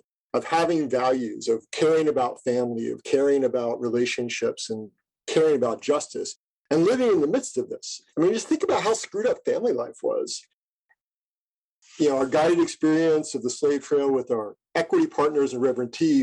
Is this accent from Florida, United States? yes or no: yes; Jacksonville, Florida, United States; growing up in Jacksonville